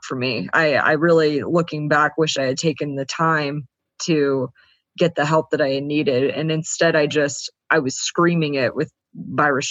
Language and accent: English; the South, United States; I was very much from the South, which is also very, you know, debutante South is very heavy on appearances. I kind of grew up in a world